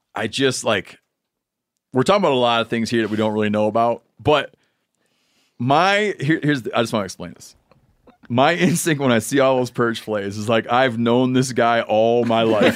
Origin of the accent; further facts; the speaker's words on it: Michigan, United States; my home state of Michigan